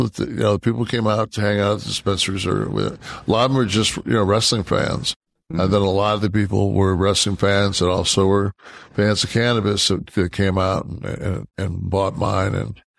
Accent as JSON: {"language": "English", "town": "Detroit", "region": "Michigan", "country": "United States", "tie": "born or raised there", "said": "So this is the this past weekend, I went up to Detroit."}